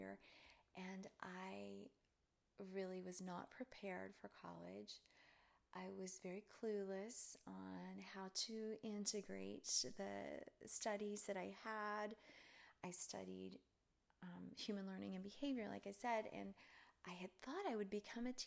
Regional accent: Charleston, Tennessee, United States; also born or lived in Cleveland, Tennessee; I was born in Cleveland, Tennessee, and grew up in a little town near there called Charleston, Tennessee.

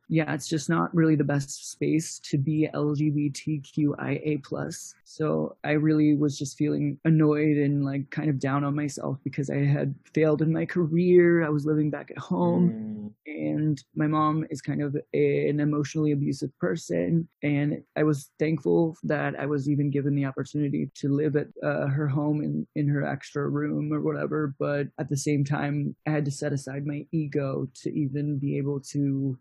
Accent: Virginia, United States; also born or lived in Bayonne, New Jersey / New York; now in Los Angeles, United States; we had to move to Virginia after that when I was 8 years old. My formative years, I grew up there

